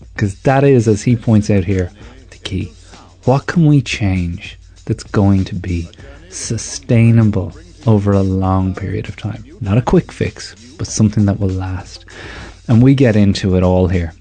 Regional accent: Ireland

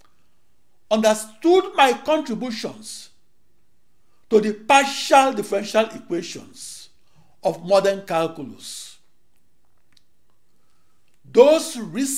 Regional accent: Akure, Ondo, Nigeria; moved away as an adult; also born or lived in Silver Spring, Maryland / Washington, D.C.; now in United States; I was born on August 23, 1954, in Akure, in the British West African colony of Nigeria.

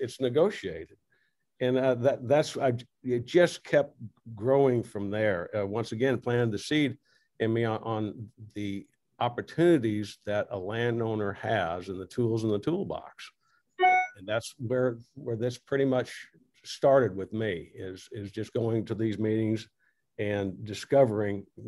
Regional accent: Corpus Christi, Texas, United States; I was raised in Corpus

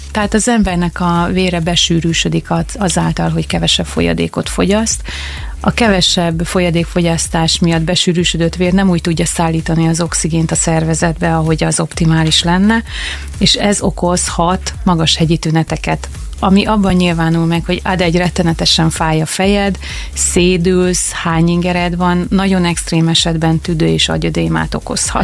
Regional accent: Makó, Csongrád-Csanád, Hungary; mi ide születtünk

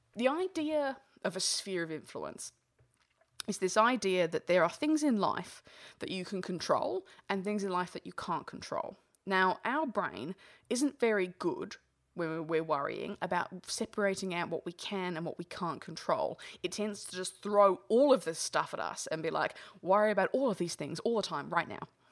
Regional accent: England, United Kingdom; moved away; originally I'm English

